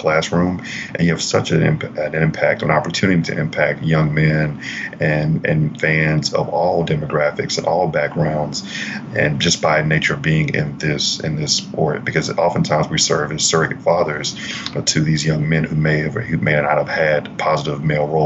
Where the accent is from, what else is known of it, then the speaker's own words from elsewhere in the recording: Grenada, Mississippi, United States; I'm born and raised in Grenada, Mississippi